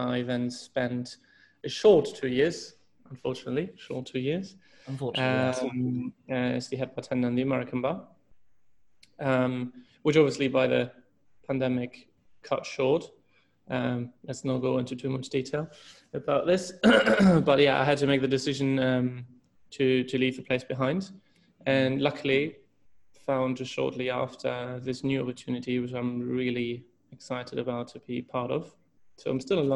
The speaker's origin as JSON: {"language": "English", "region": "Hamburg", "country": "Germany", "tie": "born or raised there", "also_born_or_lived": "Switzerland / Hong Kong", "moved": "as an adult", "said": "I'm originally from Hamburg, Germany"}